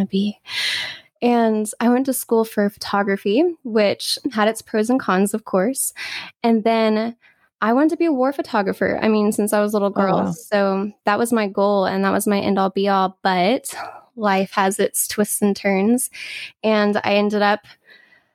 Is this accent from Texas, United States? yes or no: yes; Texas, United States; also born or lived in Louisiana; now in California, United States; I'm in sunny California, but I'm actually born in Louisiana and raised in Texas.